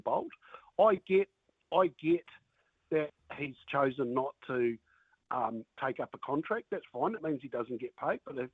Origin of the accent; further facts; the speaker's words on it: Hawke's Bay, New Zealand; now in Tutukaka, New Zealand; I grew up in Hawke's Bay